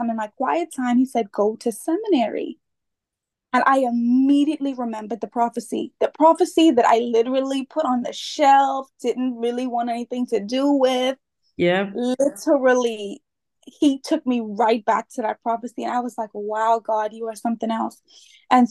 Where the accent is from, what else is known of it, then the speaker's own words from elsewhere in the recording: Freeport, Grand Bahama, Bahamas; I am from the Bahamas, born and raised from Freeport, Bahamas